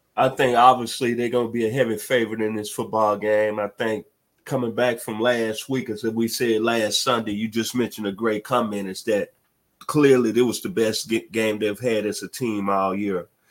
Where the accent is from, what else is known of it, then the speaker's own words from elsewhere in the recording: Memphis, Tennessee, United States; now in Atlanta, United States; my hometown of Memphis, Tennessee